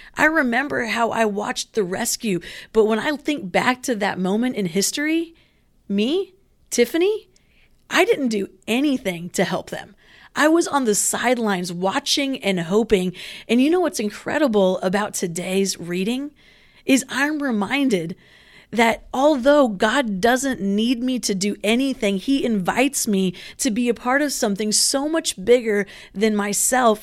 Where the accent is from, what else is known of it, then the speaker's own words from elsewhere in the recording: Philippines; now in Southern California, United States; I grew up in the Philippines.